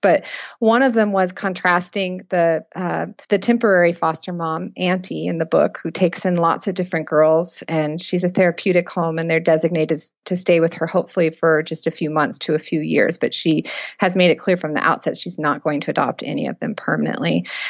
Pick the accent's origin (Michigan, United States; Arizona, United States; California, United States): California, United States; Fresno; Fresno, California.